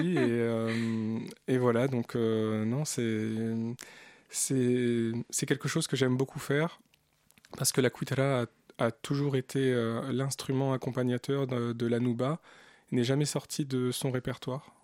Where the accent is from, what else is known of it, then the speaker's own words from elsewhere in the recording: Bourges, Centre-Val de Loire, France; also born or lived in Algiers, Algeria / Paris, France; Je, suis né en Algérie mais j'ai grandi en France